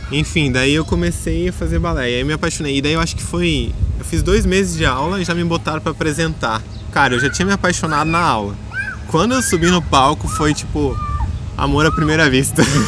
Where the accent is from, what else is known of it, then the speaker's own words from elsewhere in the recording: Foz do Iguaçu, Paraná, Brazil; now in Blumenau, Brazil; é onde eu morava, em Foz do Iguaçu